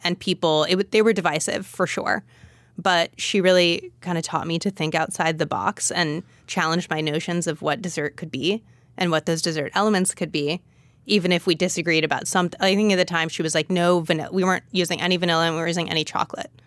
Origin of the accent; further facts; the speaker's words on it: Los Angeles, California, United States; moved away as an adult; also born or lived in Berkeley / San Francisco; I'm from Los Angeles, and I'd been wanting to go back.